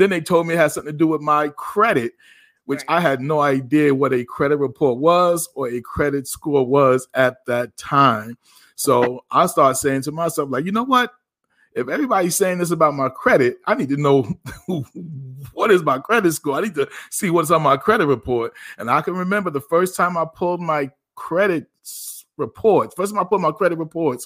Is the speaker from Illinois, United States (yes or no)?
no; Passaic, New Jersey, United States; also born or lived in Paterson, New Jersey; now in Virginia, United States; Born in Patterson, raised in Passaic